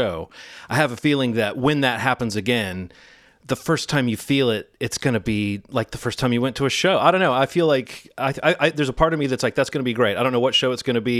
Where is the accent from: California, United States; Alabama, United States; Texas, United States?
Alabama, United States; Birmingham; I grew up in Birmingham, Alabama, but you know, I was born in 1973